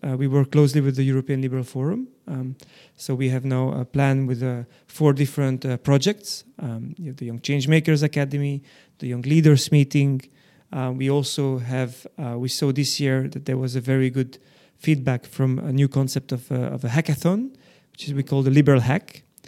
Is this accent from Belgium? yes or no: yes; Belgium; growing up in Belgium, this other layer to, to the identity, uh, kind of, um, uh, was, was added up